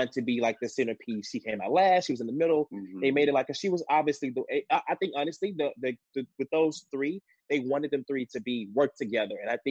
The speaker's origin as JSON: {"language": "English", "town": "Memphis", "region": "Tennessee", "country": "United States", "also_born_or_lived": "Nashville, Tennessee", "said": "I'm from Memphis, but I went to college in Nashville"}